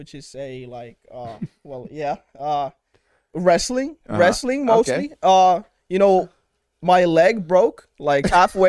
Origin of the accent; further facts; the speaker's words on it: Finland; I'm from Finland.